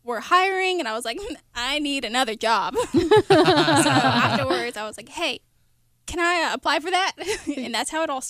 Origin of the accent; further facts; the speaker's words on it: Virginia Beach, Virginia, United States; moved away as an adult; also born or lived in Tennessee; I transferred to UT back in 2016. I'm from Virginia Beach originally.